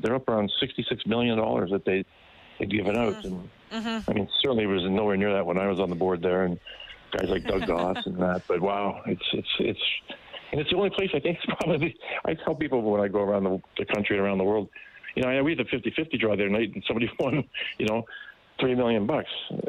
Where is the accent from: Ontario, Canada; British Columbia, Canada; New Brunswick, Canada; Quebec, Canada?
Ontario, Canada; Brantford; moved away as an adult; now in Edmonton, Canada; I'm from Brantford.